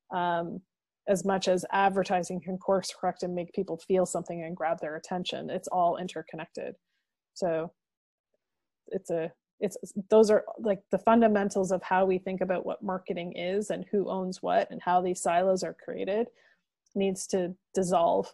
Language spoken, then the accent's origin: English; Dorchester, Ontario, Canada; moved away; when I go home to my hometown of Dorchester, Ontario, and sit on my mom's couch